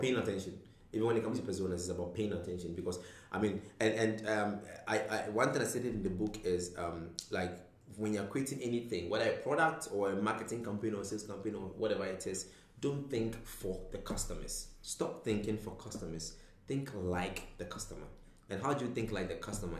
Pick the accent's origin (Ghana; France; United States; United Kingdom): Ghana; moved away; I'm originally from Ghana